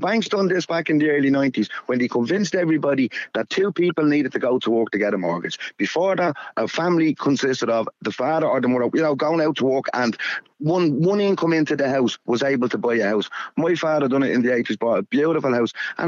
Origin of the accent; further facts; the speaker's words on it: Dublin, Leinster, Ireland; now in Westmeath, Ireland; we're all from Dublin where I live.